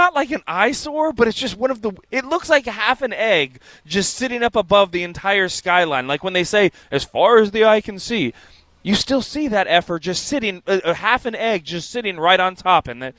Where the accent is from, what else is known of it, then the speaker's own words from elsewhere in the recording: San Francisco, California, United States; being from the state of California. And I'm like, I'm from San Francisco. I'm from, you know, NoCal and everything.